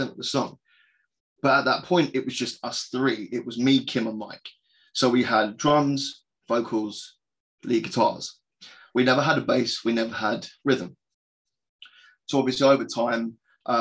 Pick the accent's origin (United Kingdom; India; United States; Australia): United Kingdom; Croydon, London; my hometown of Croydon in London